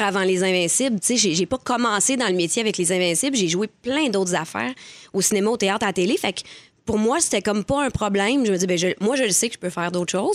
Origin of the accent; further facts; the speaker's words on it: L'Assomption, Quebec, Canada; je viens de l'Assomption